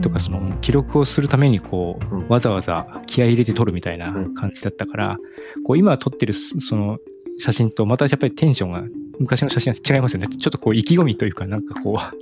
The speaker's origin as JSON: {"language": "Japanese", "region": "Ibaraki", "country": "Japan", "tie": "born or raised there", "moved": "yes", "lives_now": "Tokyo, Japan", "said": "僕の田舎の方は茨城ですけど、茨城の田舎の方"}